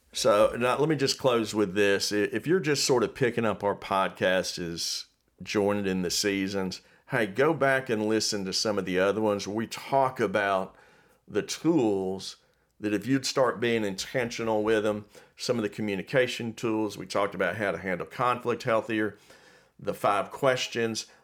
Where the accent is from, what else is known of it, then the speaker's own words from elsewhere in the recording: Miami, Florida, United States; I grew up in Miami, and I remember we'd have hurricanes